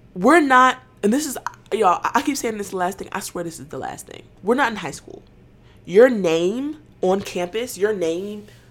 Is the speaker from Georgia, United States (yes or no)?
yes; Atlanta, Georgia, United States; I'm from Atlanta